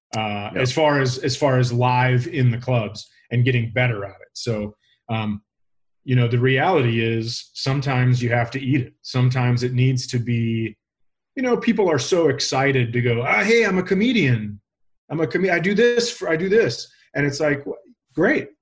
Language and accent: English; Minnesota, United States; I'm from Minnesota